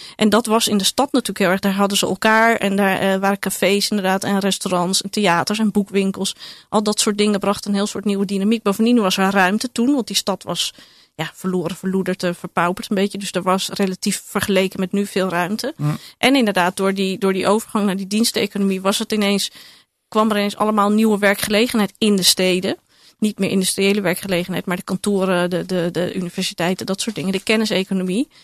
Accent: Amsterdam, North Holland, Netherlands; ik groeide op in Amsterdam in de jaren tachtig.

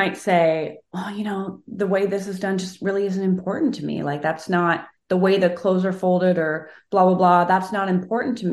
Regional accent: Canada; I'm a Canadian

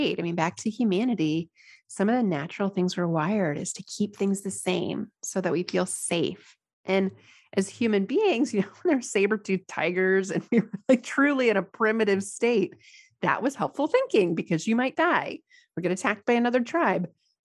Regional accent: United States; here as an American

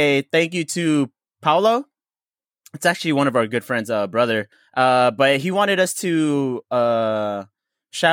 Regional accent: Laguna, Calabarzon, Philippines; I'm from Laguna in the Philippines

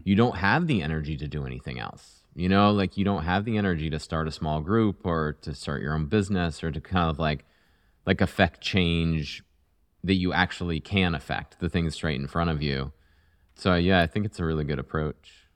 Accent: Vermont, United States; moved away; I grew up in Vermont

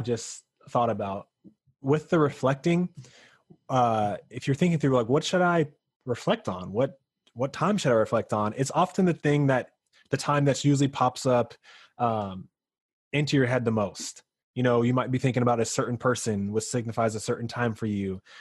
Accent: North Carolina, United States; moved away; I'm from North Carolina

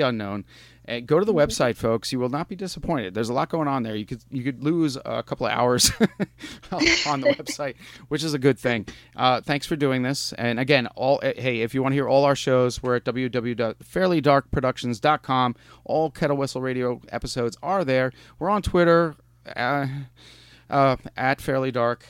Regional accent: New York, United States; I'm from New York

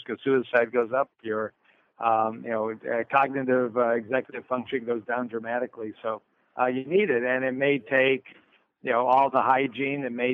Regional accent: Detroit, Michigan, United States; I'm from Motown, so we move naturally in Detroit and Motown

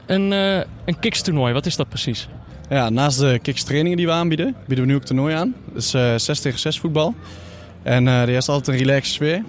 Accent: North Brabant, Netherlands; ik ben natuurlijk ook opgegroeid in Brabant.

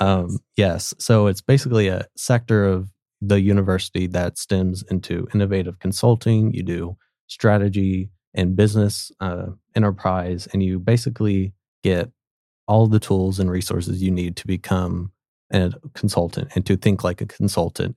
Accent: Sapulpa, Oklahoma, United States; I'm originally from Spalpa, Oklahoma, so just, um, outside of Tulsa

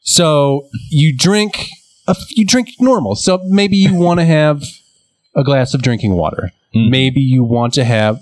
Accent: United States; as an American

